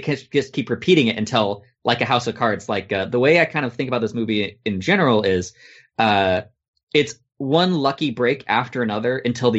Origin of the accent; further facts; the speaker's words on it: United States; as an American